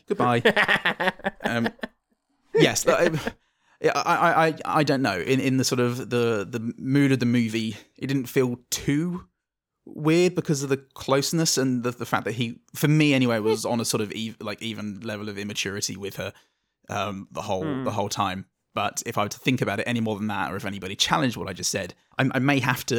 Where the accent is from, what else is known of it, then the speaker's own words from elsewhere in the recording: England, United Kingdom; I'm English, I don't know.